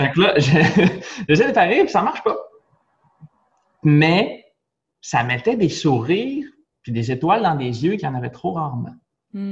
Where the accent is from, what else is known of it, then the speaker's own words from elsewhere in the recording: Nicolet, Quebec, Canada; je viens de Nicolette une toute petite ville de policiers